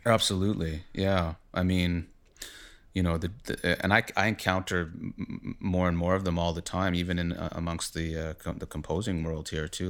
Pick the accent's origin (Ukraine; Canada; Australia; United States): Canada; Winnipeg, Manitoba; moved away as an adult; also born or lived in Toronto; I am from Winnipeg originally. I came to Toronto when I was about twenty or so